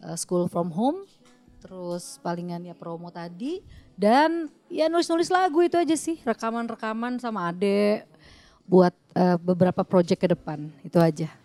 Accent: West Java, Indonesia; moved away as an adult; also born or lived in Pekanbaru; now in Jakarta, Indonesia; saya kebetulan orang Sunda

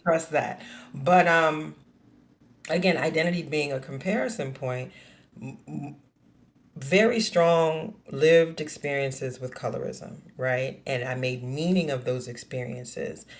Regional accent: New Orleans, Louisiana, United States; born and raised in New Orleans, Louisiana

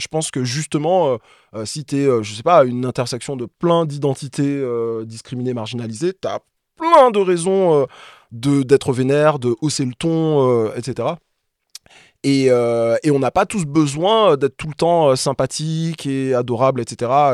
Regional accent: Martinique; moved away as an adult; now in Paris, France; je suis martiniquais, je suis né, j'ai grandi là-bas, principalement, et je suis arrivé ici, euh, étudiant

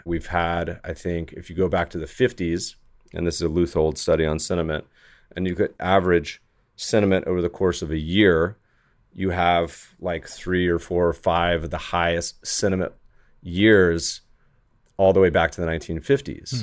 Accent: Colorado, United States; also born or lived in Winston-Salem, North Carolina / Virginia; now in Los Angeles, United States; I'm a Colorado native, was born in Colorado, spent about half my time growing up in North Carolina.

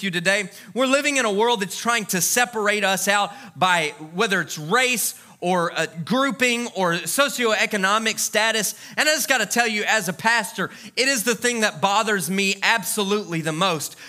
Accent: Louisiana, United States; when I was a kid, I grew up in Louisiana

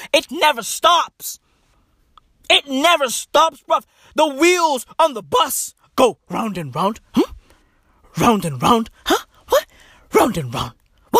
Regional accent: Johannesburg, Gauteng, South Africa; I grew up in Johannesburg. Okay? A hood in Johannesburg.

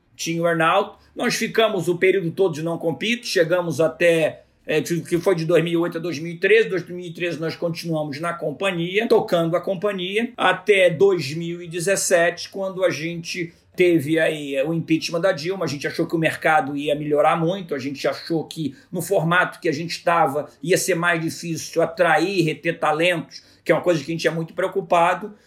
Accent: Rio de Janeiro, Brazil; eu nasci aqui no Rio de Janeiro, me formei na PUC no Rio

